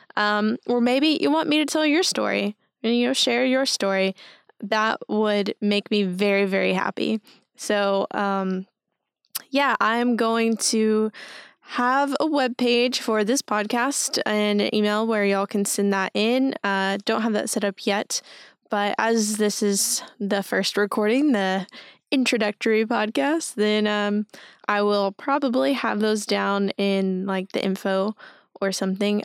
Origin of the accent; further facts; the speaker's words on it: Henderson, Texas, United States; also born or lived in Tyler, Texas; I'm from East Texas, um, from Henderson specifically